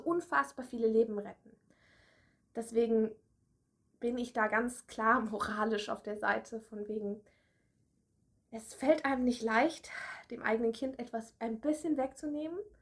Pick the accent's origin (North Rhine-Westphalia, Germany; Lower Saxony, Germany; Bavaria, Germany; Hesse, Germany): Bavaria, Germany; Erlangen; now in Berlin, Germany; weil ich habe ja in Erlangen studiert und bin ja aus Erlangen